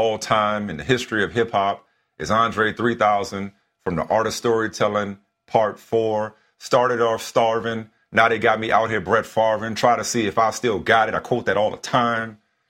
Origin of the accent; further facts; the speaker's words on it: New Orleans, Louisiana, United States; not too far from my hometown of New Orleans.